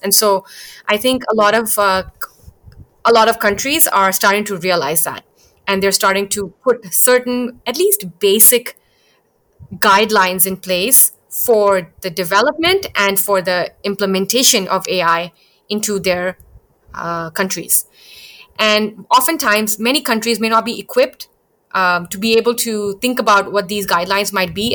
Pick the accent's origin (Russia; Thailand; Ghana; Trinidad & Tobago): Thailand; Bangkok; also born or lived in India; I was born in India, but I spent my entire childhood growing up in Bangkok